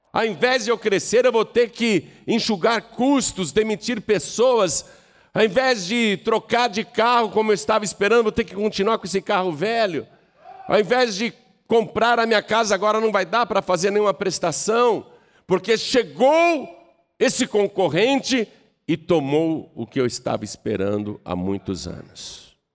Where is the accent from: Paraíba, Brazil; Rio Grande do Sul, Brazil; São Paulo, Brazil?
São Paulo, Brazil; Piracicaba; eu sou piracicabano, eu sou do interior de São Paulo.